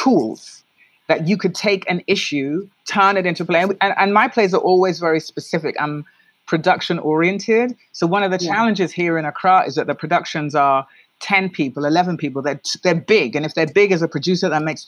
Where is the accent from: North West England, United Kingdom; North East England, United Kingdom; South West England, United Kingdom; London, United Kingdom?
London, United Kingdom; accent: Black British English; moved away as an adult; also born or lived in New York, United States; now in Ghana; I was born and raised in London, so I speak Black British English.